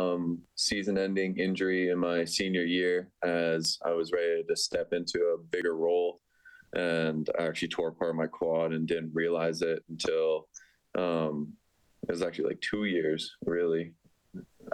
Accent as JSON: {"language": "English", "town": "Leduc", "region": "Alberta", "country": "Canada", "tie": "born or raised there", "also_born_or_lived": "Red Deer", "said": "I was born in Red Deer, but majority of my life I grew up in the Leduc"}